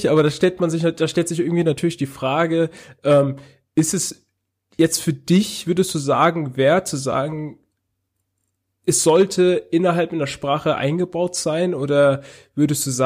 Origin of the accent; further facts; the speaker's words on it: Hesse, Germany; now in Tübingen, Germany; Also ich komme eigentlich aus Hessen, bin aber jetzt im Ländle. Also in der Nähe von Tübingen.